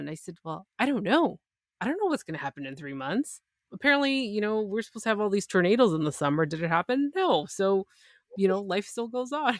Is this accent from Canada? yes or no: yes; Canada; I'm Canadian